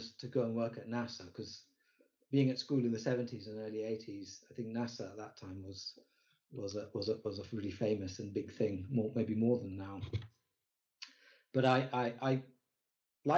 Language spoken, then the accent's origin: English; Kenya; moved away; I grew up in Kenya